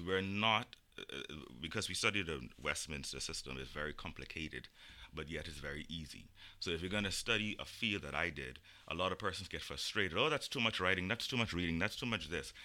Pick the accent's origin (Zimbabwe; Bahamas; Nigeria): Bahamas; us as Caribbean nations